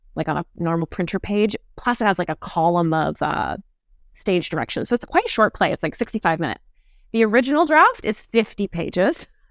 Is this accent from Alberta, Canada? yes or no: yes; Calgary, Alberta, Canada; now in Toronto, Canada; I grew up in Calgary, Alberta